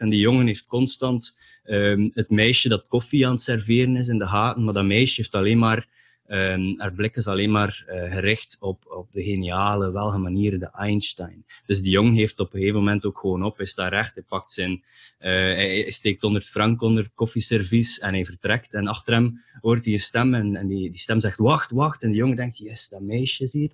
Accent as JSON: {"language": "Dutch", "town": "Ostend", "region": "Flanders", "country": "Belgium", "tie": "born or raised there", "lives_now": "Bredene, Belgium", "said": "ik ben in Oostende geboren. En ik heb daar ook eh, het nodige aantal dagen gesleten in een of ander katholiek college"}